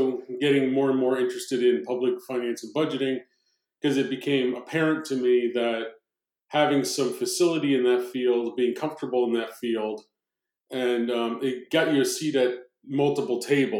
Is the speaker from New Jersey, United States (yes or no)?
yes; New Jersey, United States; growing up in South Jersey, my dad was, again, a cop